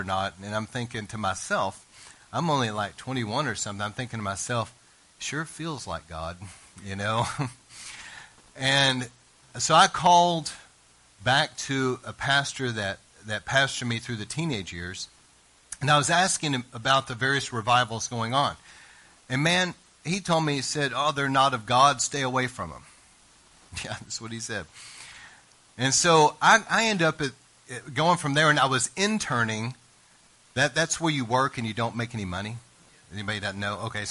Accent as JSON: {"language": "English", "region": "East Texas", "country": "United States", "tie": "born or raised there", "said": "I was raised in East Texas"}